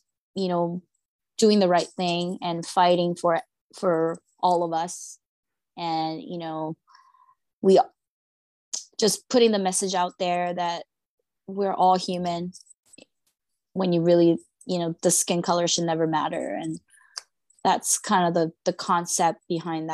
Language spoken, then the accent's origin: English; United States; also born or lived in Seoul, South Korea; as a Korean American, it's really interesting, because me growing up in America